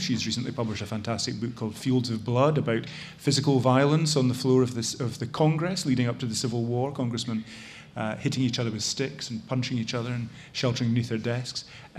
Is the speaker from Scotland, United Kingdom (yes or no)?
yes; Scotland, United Kingdom; accent: Scottish; now in United States; As you can tell from my accent, which has not fully completed its transition from Scotland to America, I'm a Brit.